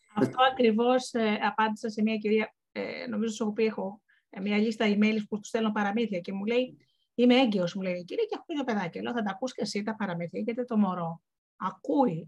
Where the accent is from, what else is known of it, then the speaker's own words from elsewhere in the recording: Missolonghi, Western Greece, Greece; moved away; εγώ γεννήθηκα και είπα στο, και μεγάλωσα στο Μεσολόγιο